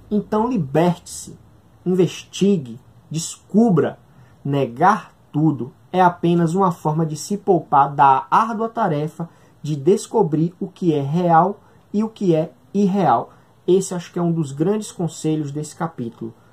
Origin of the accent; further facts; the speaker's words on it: Northeast Region, Brazil; A gente aqui do Nordeste, o Ian é do Nordeste, eu também sou nordestino